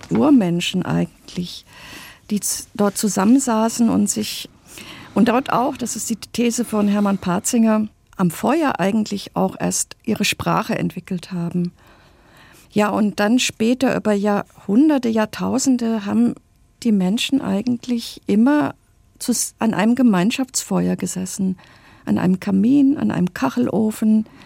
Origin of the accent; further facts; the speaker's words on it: West Germany, Germany; ich bin ja in Westdeutschland aufgewachsen, obwohl mein Vater in Jena studiert hatte, aber später haben wir in Westdeutschland gelebt